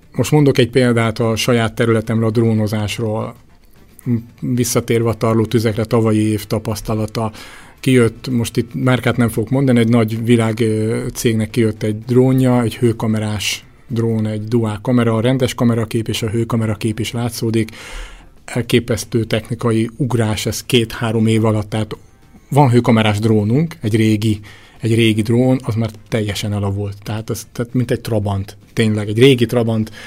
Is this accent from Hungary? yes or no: yes; Orosháza, Békés, Hungary; én orosházi vagyok, ha riasztanak, sokszor járom a megyét